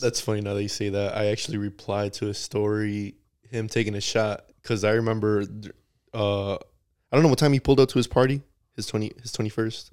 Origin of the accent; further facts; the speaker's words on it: United States; they know I'm American